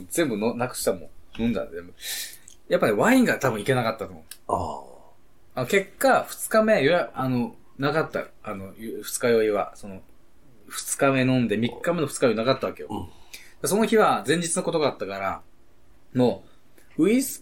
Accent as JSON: {"language": "Japanese", "town": "Yokohama", "region": "Kanagawa", "country": "Japan", "tie": "born or raised there", "said": "横浜育ちだから、生まれの。"}